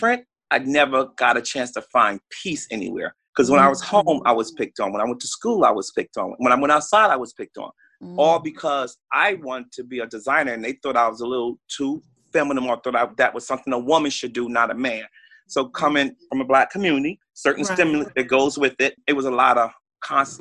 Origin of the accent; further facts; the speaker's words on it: Newark, New Jersey, United States; I grew up in Newark, New Jersey